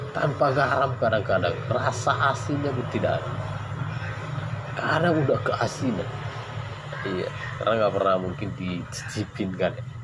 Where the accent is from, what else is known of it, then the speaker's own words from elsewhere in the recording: Gunung Tua, North Sumatra, Indonesia; Saya berasal dari Sumatera Utara Medan ya Tepatnya di bagian Tapanuli Selatan Yaitu di Gunung Tua